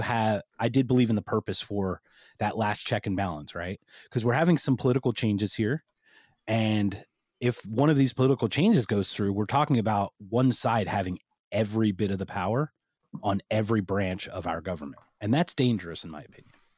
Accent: United States; I'm American

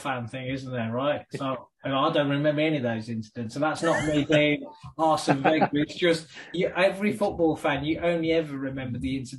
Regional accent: Wolverhampton, West Midlands, United Kingdom; Also, of course, the other thing about being born in Wolverhampton in the 1970s, I was also born... Well, I was born in 68.

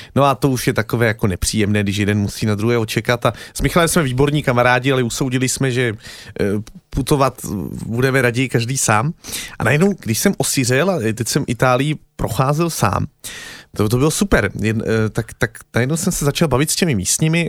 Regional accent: Czechia; jsem Čech

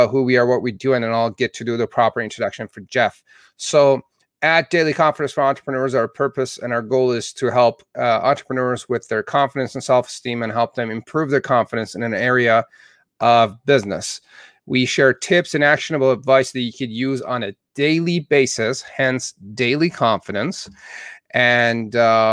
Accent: Southern Alberta, Canada; now in United States

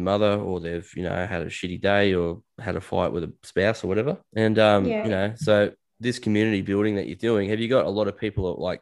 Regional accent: Australia; I'm an Aussie bloke

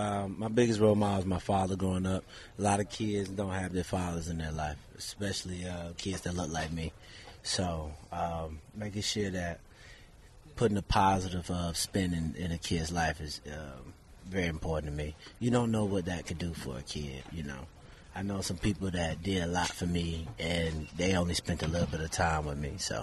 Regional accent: Florida, United States; rep Florida. I represent Florida. So it's just like a bonus being able to represent and play in my home state

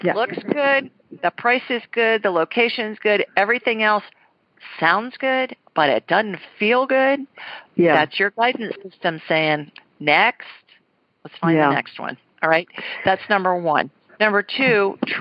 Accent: Ohio, United States; moved away; when I was little growing up in Ohio

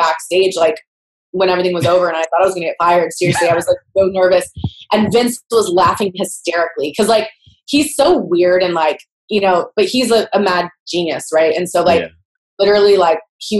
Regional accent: Houston, Texas, United States; my hometown of Houston

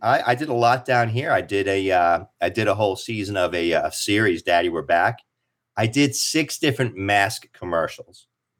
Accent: Kearny, New Jersey, United States; also born or lived in New York; now in Avon Park, United States; I was born in Kearney, New Jersey, Hudson County.

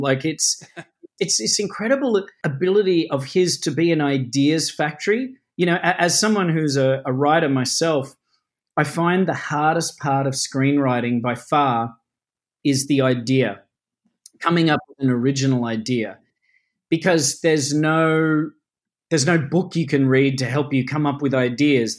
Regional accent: Melbourne, Victoria, Australia; I grew up in the outer suburbs of Melbourne in Australia

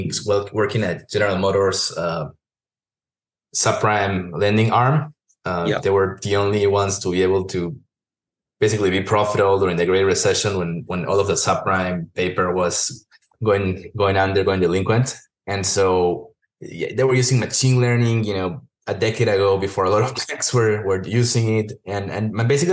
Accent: Peru; moved away; also born or lived in Texas; I'm from Peru originally, and I was living in Texas

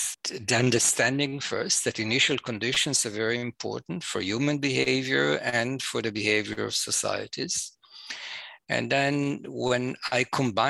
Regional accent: Jerusalem, Jerusalem District, Israel; I'm an Israeli. I was born and raised in Jerusalem

